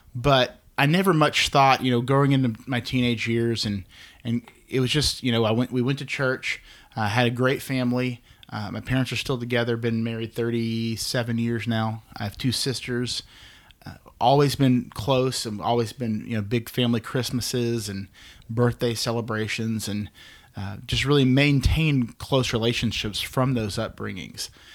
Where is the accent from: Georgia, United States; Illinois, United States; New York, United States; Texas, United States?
Texas, United States; Dallas; I'm actually from here, um, born in Dallas, been here in the great state of Texas with all of its oppressive heat for almost 36 years